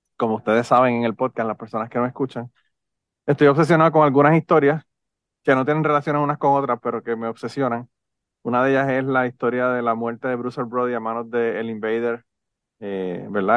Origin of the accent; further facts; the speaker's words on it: Utuado, Puerto Rico; yo soy de Utuado también